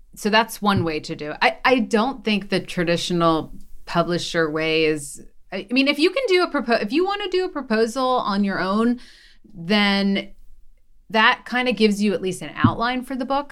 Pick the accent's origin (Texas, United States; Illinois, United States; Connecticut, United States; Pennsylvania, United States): Pennsylvania, United States; Philadelphia; I'm from Philly, so I went on, um, Good Day Philly